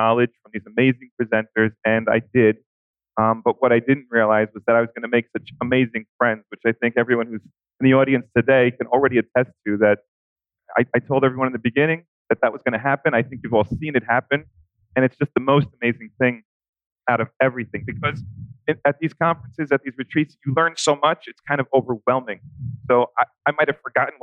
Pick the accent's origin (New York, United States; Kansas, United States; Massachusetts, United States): New York, United States; I'm from New York.